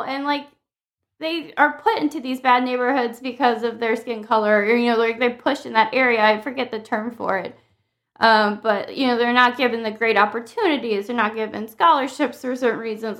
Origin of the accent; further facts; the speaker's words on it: Maryland, United States; moved away; also born or lived in Southern California; I grew up in Maryland in a very diverse area